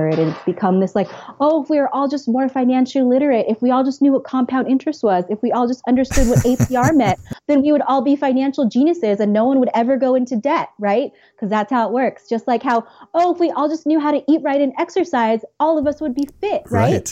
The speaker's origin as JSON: {"language": "English", "region": "California", "country": "United States", "also_born_or_lived": "Santa Barbara", "moved": "as an adult", "lives_now": "New York, United States", "said": "I'm originally from California"}